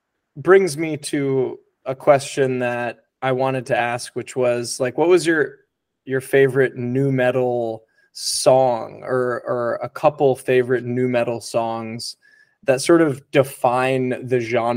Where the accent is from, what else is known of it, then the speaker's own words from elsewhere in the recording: New England, United States; as a kid growing up in New England